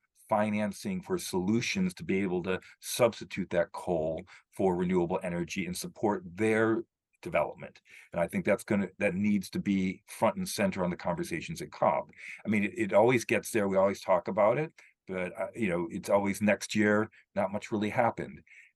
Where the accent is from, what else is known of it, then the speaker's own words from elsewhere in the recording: United Kingdom; and I'm a British citizen, we led the Industrial Revolution.